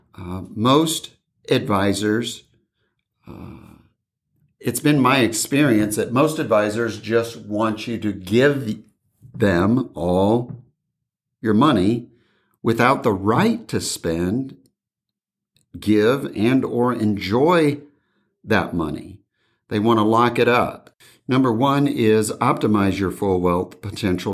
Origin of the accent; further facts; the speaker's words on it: Indiana, United States; now in California, United States; back in my hometown